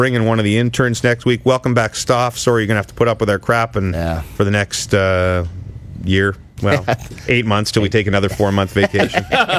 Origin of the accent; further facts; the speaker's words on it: Ottawa, Ontario, Canada; In the nation's capital, my hometown.